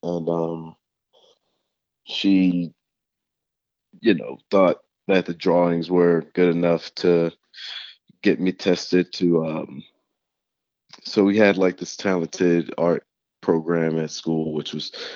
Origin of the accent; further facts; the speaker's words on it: New Orleans, Louisiana, United States; growing up in New Orleans, it's a football town